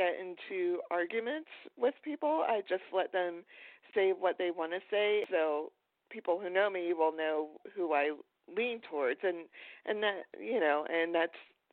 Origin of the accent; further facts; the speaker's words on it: Pocono Mountains, Pennsylvania, United States; moved away as an adult; now in Florida, United States; I grew up in Pennsylvania, in the Pocono Mountains area.